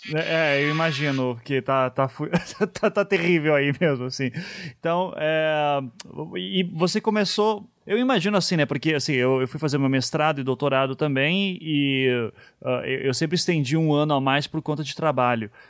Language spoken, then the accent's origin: Portuguese; Curitiba, Paraná, Brazil; eu sou de Curitiba